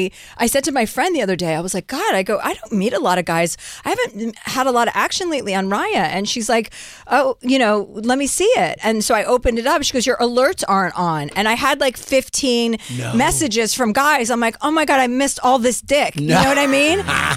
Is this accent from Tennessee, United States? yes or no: no; Livingston, New Jersey, United States; Livingston, New Jersey, wow. And then Martha's Vineyard in the summertime